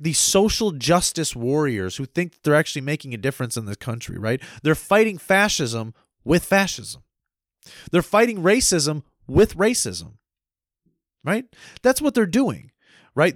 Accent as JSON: {"language": "English", "country": "United States", "tie": "born or raised there", "said": "I was born and raised as a free American"}